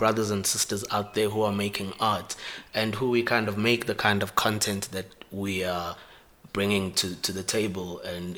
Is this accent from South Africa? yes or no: yes; Eshowe, KwaZulu-Natal, South Africa; Eshowe, that's where I'm from. Shout out to my hometown